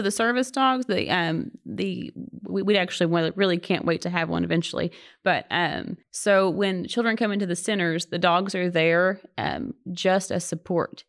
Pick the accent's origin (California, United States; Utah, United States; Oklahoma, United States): Oklahoma, United States; accent: Oklahoma